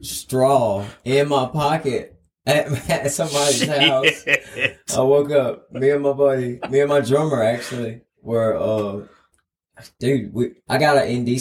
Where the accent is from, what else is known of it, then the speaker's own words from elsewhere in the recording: Toombsboro, Georgia, United States; Originally, I'm from Toombsboro.